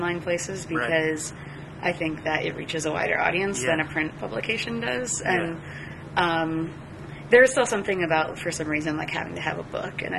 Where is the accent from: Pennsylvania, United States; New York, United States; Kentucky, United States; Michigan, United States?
Michigan, United States; Saginaw; moved away as an adult; also born or lived in Brooklyn / Atlanta; now in Philadelphia, United States; Saginaw, my hometown